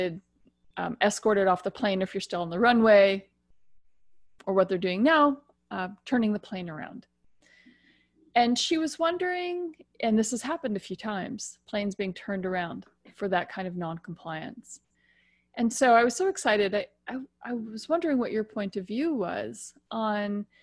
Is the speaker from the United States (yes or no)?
yes; United States; now in Ontario, Canada; I'm American, but live in Canada, in particular the province of Ontario.